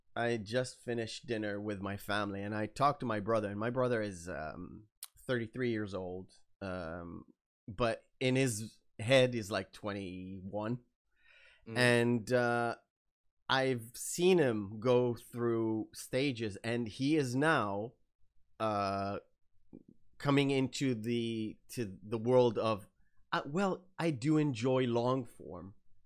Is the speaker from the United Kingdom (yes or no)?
no; Israel; English is a second language; I don't really have the Israeli famous I would say accent, or when I hear other Israelis speak, especially on TV, it's so obvious.